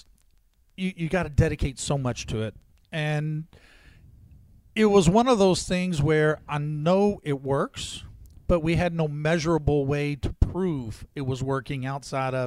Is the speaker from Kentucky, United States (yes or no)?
yes; Louisville, Kentucky, United States; I was born in Louisville